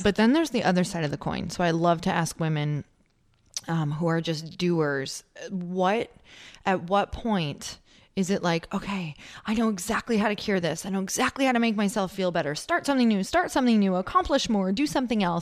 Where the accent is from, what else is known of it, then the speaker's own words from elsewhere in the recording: Midwest, United States; I'm from the Midwest